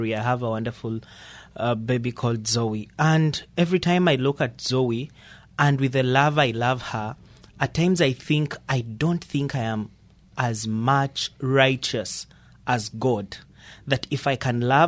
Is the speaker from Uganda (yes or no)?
yes; Uganda; moved away as an adult; now in United States; I'm born and raised in Uganda.